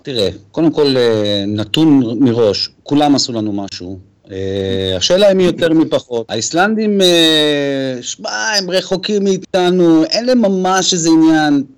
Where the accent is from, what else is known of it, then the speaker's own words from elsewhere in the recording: Israel; אנחנו כישראלים ויהודים